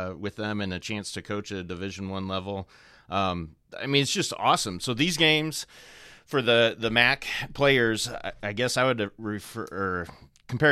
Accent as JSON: {"language": "English", "town": "South Bend", "region": "Indiana", "country": "United States", "tie": "born or raised there", "said": "I grew up here in South Bend."}